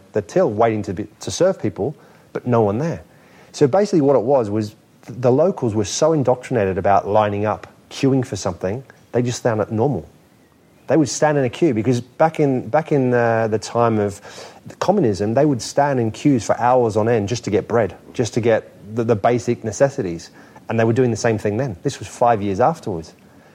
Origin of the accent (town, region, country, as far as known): Australia; moved away as an adult; also born or lived in Germany; now in England, United Kingdom